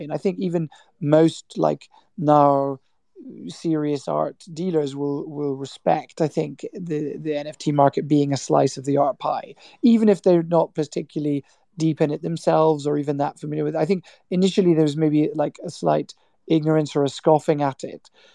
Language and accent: English; Scotland, United Kingdom; my parents are Irish, but I grew up in Scotland